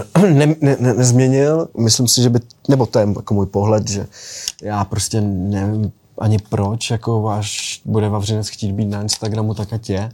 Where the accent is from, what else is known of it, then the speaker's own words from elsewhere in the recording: Bohumín, Moravian-Silesian Region, Czechia; also born or lived in Skřečoň; vyrůstal jsem v Bohumíně, vlastně v paneláku, pak jsme se přestěhovali na rodinný domek, takže jsem vlastně vyrůstal na vesnici ve Skřečoni